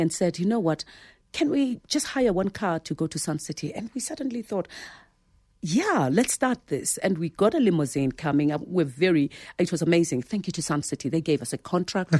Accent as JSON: {"language": "English", "town": "Soweto", "region": "Gauteng", "country": "South Africa", "tie": "born or raised there", "said": "I was born there in Soweto from, you know, a, a domestic worker and a driver."}